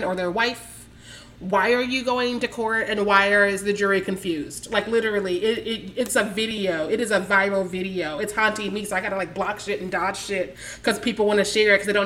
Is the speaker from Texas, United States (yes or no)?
no; Kansas City, Missouri, United States; moved away as an adult; also born or lived in Chicago; I'm coming from Kansas City, Missouri. That's where I was born and raised